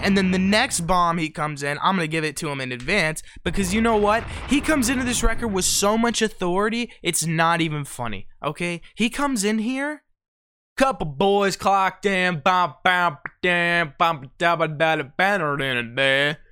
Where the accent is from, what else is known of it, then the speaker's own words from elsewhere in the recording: Ohio, United States; we're from Ohio